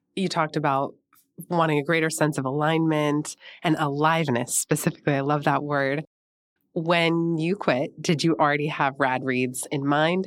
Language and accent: English; San Francisco, California, United States; I grew up in San Francisco, right in the inner Richmond